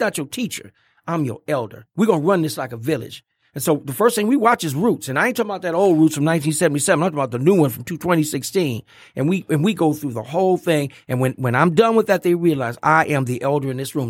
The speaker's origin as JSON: {"language": "English", "town": "Pontiac", "region": "Michigan", "country": "United States", "tie": "born or raised there", "said": "I went to Pontiac Central High School"}